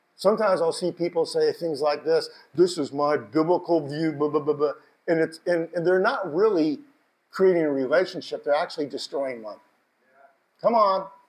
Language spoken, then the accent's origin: English; United States; I told him Washington